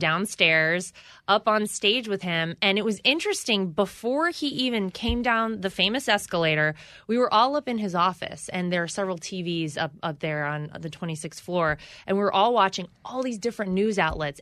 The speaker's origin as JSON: {"language": "English", "town": "Wilmington", "region": "North Carolina", "country": "United States", "tie": "born or raised there", "moved": "yes", "said": "I come from North Carolina. I grew up in a middle class household."}